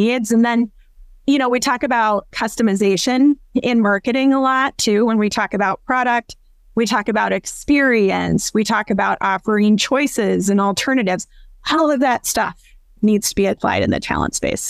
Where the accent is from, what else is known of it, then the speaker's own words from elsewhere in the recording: Iowa, United States; moved away; I'm originally from Iowa, a small town in Iowa